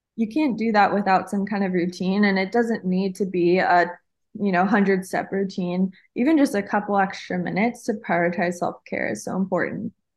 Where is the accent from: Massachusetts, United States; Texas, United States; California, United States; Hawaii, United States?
Hawaii, United States; I'm actually Hawaiian